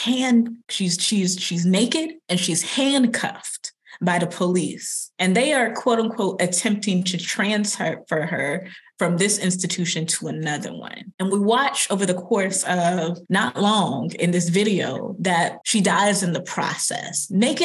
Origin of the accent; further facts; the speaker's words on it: Longview, Texas, United States; I'm from Longview, Texas. I'm from the South.